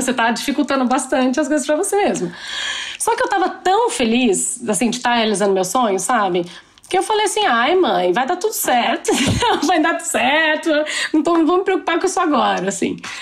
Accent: Brazil; moved away; eu cresci no Brasil

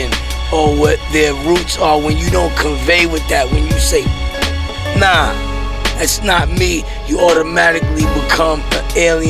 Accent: New York City, New York, United States; I'm from Brownsville

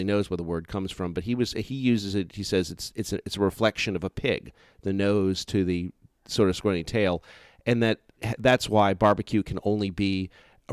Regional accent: New Orleans, Louisiana, United States; my hometown of New Orleans

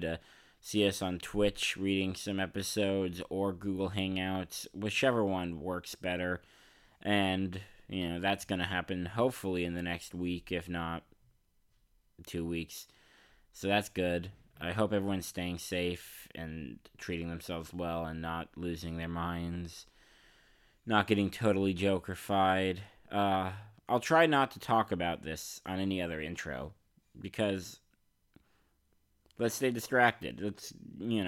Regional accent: San Francisco, California, United States; I'm from San Francisco

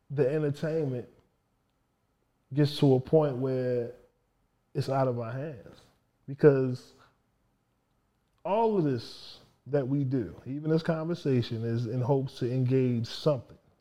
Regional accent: Baltimore, Maryland, United States; I'm from Baltimore

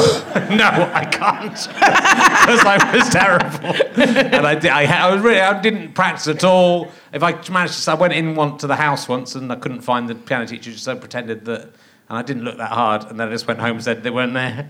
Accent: England, United Kingdom; we were very nervous as English little posh kids

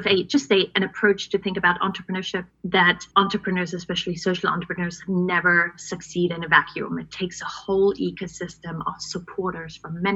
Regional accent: East Germany, Germany; Born and raised in East Germany behind the Iron Curtain back in the day.

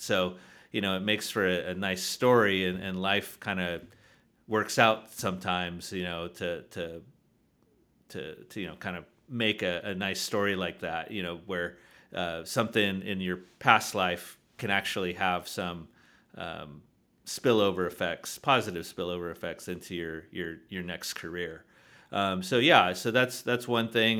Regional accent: San Diego, California, United States; I'm originally from San Diego, California

